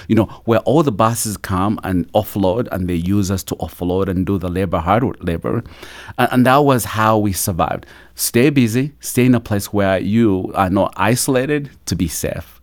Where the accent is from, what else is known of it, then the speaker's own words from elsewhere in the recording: Uganda; also born or lived in Kampala, Uganda; now in United States; I grew up in a small little village at the border of Uganda and Rwanda